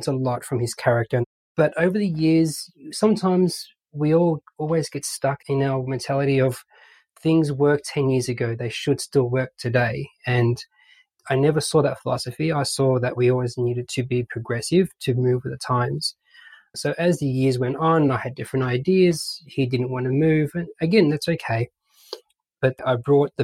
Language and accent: English; Melbourne, Victoria, Australia; accent: Aussie; moved away as an adult; now in British Columbia, Canada; I was born and raised in Australia, Melbourne.